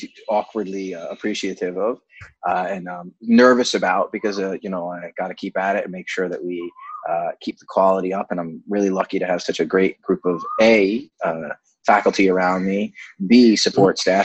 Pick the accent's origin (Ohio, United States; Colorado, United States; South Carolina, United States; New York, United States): New York, United States; Rockland County; moved away as an adult; also born or lived in Boston / France; now in Mumbai, India; I grew up in the suburbs of New York in a place called Rockland County